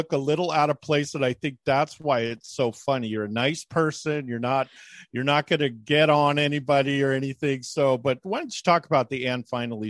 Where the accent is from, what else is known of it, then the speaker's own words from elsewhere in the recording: Bay Area, California, United States; I grew up in the Bay Area